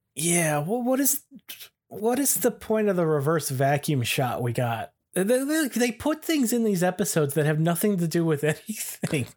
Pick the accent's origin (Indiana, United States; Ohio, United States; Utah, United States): Ohio, United States; we're both from Ohio